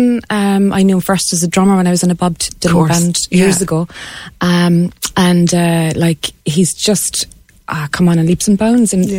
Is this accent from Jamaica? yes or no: no; Cobh, Munster, Ireland; And I'm from Cove